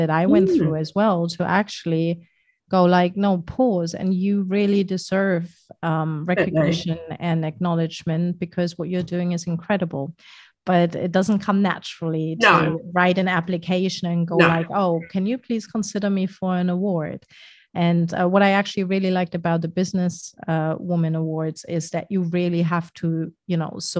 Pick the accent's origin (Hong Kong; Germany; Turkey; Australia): Germany; moved away as an adult; I'm German, very badly so, because my German isn't very great.